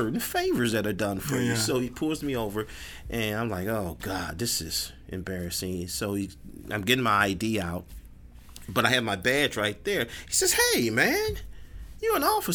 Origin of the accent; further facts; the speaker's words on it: Chicago, Illinois, United States; I grew up in Englewood